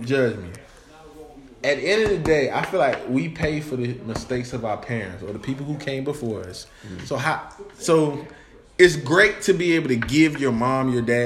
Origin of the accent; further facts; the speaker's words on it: Raleigh, North Carolina, United States; I'm from Oak City, North Carolina